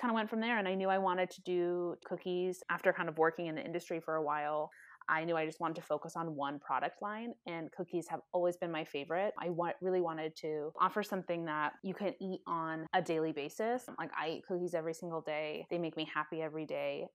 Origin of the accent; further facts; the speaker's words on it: California, United States; also born or lived in San Diego, California; now in Seattle, United States; I'm originally from California, and so it was kind of just moving back home